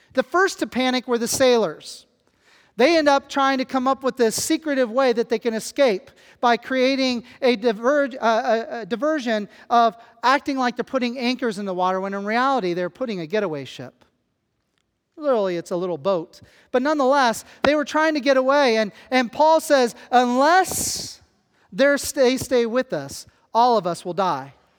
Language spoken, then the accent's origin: English; Kansas, United States; moved away; I come from Kansas where the closest body of water is the Gulf of Mexico, and that is about twenty hours away. I am a flatlander